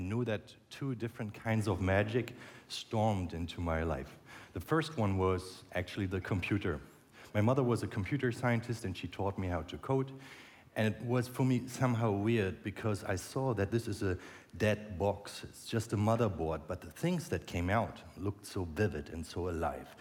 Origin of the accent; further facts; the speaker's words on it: Berlin, Germany; in Berlin, my hometown